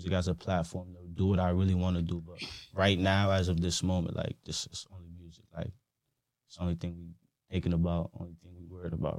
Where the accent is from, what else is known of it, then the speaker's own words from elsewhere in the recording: Norwich, Connecticut, United States; I was born in Norwich.